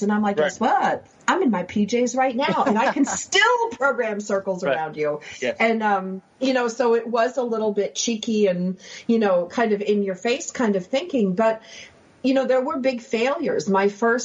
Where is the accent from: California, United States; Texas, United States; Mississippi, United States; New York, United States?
New York, United States; Buffalo; we grew up in Buffalo where we're playing hockey all the time